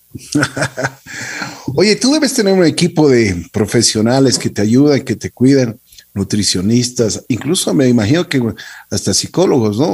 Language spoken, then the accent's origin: Spanish; Ecuador; nos sentimos como ecuatorianos orgullosos